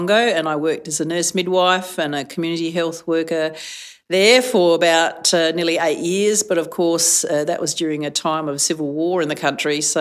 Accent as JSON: {"language": "English", "town": "Adelaide", "region": "South Australia", "country": "Australia", "said": "I was from Adelaide"}